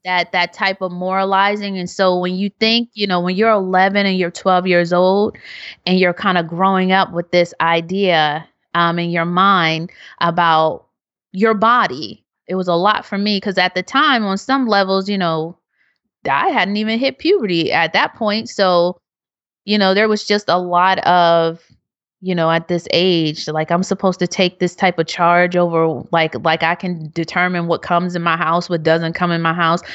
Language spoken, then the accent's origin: English; Philadelphia, Pennsylvania, United States; growing up being happy, and I'm from Philadelphia